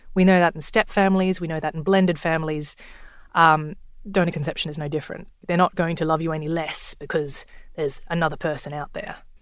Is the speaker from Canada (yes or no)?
no; Sydney, New South Wales, Australia; I'm from Sydney